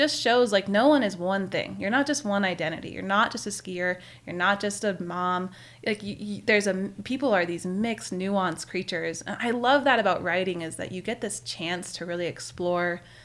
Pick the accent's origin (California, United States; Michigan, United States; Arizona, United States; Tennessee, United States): California, United States; also born or lived in Maine; I grew up ski racing in Lake Tahoe